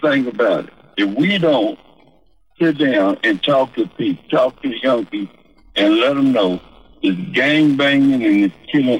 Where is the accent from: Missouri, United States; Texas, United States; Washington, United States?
Texas, United States; Greenville; I'm 71 years old. I'm from Greenville, Texas.